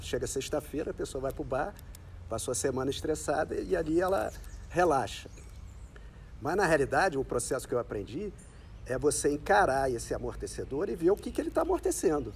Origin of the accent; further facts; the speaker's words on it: Rio de Janeiro, Brazil; nasci aqui no Rio